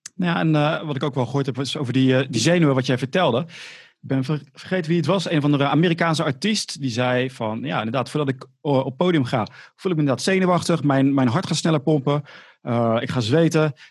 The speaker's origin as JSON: {"language": "Dutch", "town": "Rotterdam", "region": "South Holland", "country": "Netherlands", "accent": "Rotterdam", "said": "dat Rotterdamse accent. Maar ik heb het gewoon"}